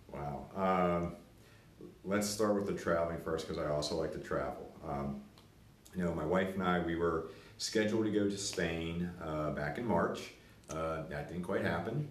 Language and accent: English; Latrobe, Pennsylvania, United States; I'm from Latrobe, Pennsylvania, home of Mr. Rogers